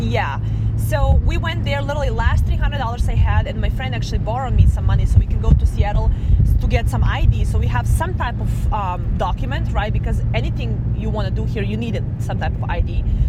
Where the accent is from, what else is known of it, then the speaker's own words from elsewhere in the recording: Serbia; moved away as an adult; now in Las Vegas, United States; I'm originally from Serbia, East Europe